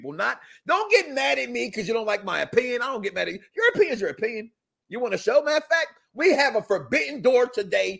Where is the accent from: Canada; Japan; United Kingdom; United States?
United States; Chicago, Illinois; my hometown of Chicago